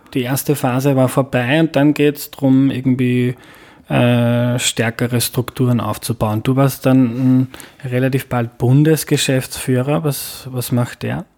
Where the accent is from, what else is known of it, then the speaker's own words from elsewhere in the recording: Lower Austria, Austria; ich komme aus Niederösterreich